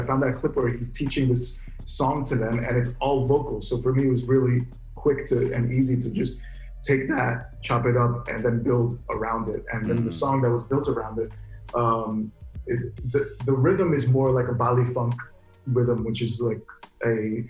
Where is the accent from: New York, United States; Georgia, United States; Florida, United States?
Florida, United States; Orlando; first language Arabic; English is a second language; I grew up with in Orlando, Florida, which has the biggest Brazilian populations in America.